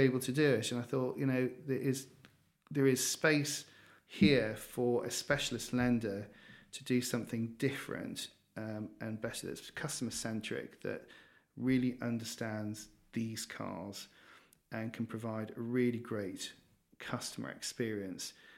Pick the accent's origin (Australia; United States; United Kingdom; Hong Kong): United Kingdom; Newcastle upon Tyne, North East England; moved away; I am a Geordie, um, so I grew up in Newcastle, a little bit colder than down here